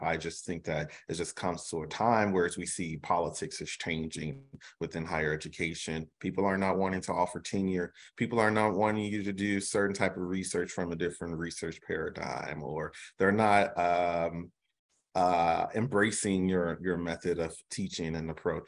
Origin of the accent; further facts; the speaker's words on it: Chicago, Illinois, United States; growing up in Chicago